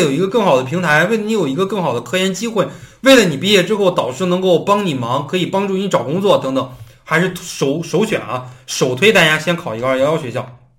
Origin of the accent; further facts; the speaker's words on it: Henan, China; 比方说我家就是河南的，我想回河南去就业，那么我也可以考这个河南师大